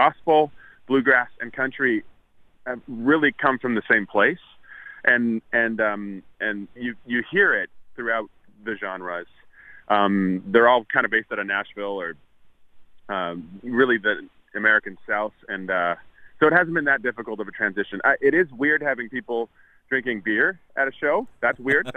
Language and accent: English; Winnipeg, Manitoba, Canada; I grew up in Winnipeg